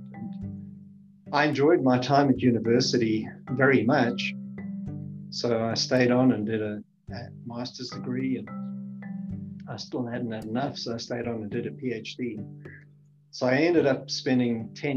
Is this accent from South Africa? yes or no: yes; Johannesburg, Gauteng, South Africa; moved away; also born or lived in Namibia / Cape Town; I grew up in Southern Africa. I started my schooling in Namibia. It was called Southwest Africa at that time. And then my father was a exploration geologist for Rio Tinto